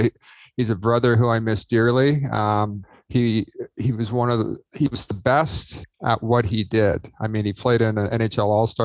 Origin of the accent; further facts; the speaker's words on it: Toronto, Ontario, Canada; I grew up in Mimico, Ontario, Canada.